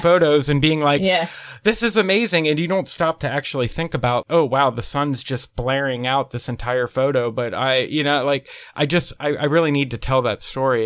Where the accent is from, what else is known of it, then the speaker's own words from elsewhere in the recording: Pennsylvania, United States; moved away as an adult; now in Nashville, United States; I'm originally from Pennsylvania, but I've been living in Nashville for the last, wow, it'll be eight years this year